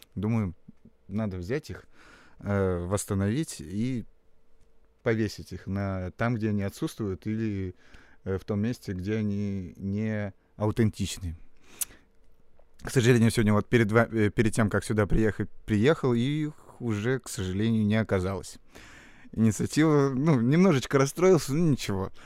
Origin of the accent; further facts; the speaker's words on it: Salekhard, Yamalo-Nenets Autonomous Okrug, Russia; moved away as an adult; now in Saint Petersburg, Russia; Вообще из города Салихарда, это Ямалонейский автономный округ